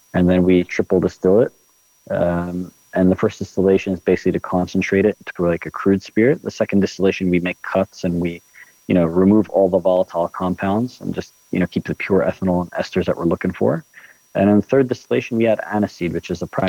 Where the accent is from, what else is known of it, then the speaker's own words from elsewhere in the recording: just outside of Philadelphia, Pennsylvania, United States; moved away as an adult; now in Palestine; I grew up in the States, actually. I grew up, just outside of Philadelphia, Pennsylvania.